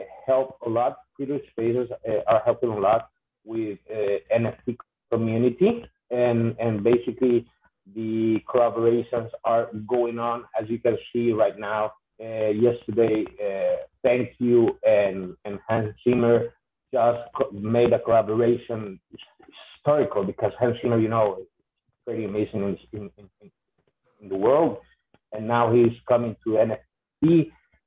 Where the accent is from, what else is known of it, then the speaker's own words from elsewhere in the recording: Honduras; I am from Honduras, Central America.